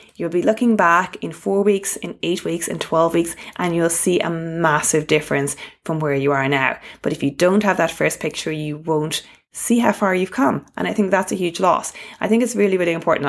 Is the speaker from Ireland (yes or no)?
yes; Ireland; accent: Irish; my Irish accent